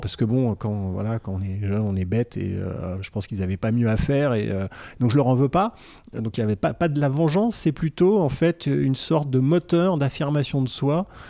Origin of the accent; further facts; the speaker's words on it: Vierzon, Centre-Val de Loire, France; also born or lived in Paris / Neuilly-sur-Seine; Vierzon, c'est euh, la ville de mon enfance